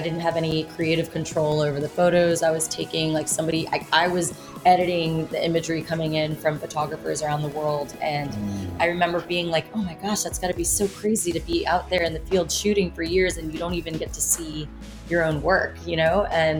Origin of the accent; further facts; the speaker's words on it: Indonesia; So my parents were stationed around the world, and I grew up in Indonesia.